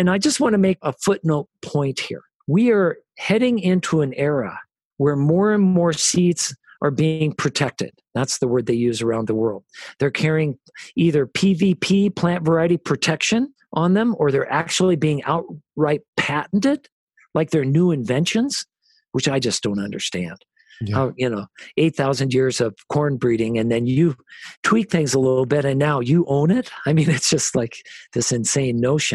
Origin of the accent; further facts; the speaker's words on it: United States; We're from America